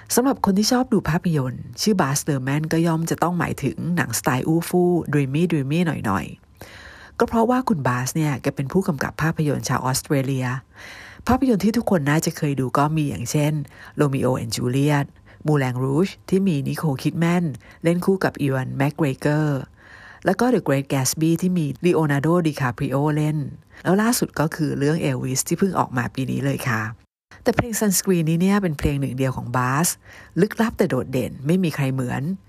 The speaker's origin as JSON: {"language": "Thai", "country": "Thailand", "tie": "born or raised there", "also_born_or_lived": "United States", "said": "บ้านเกิดเรานี่มีประวัติศาสตร์"}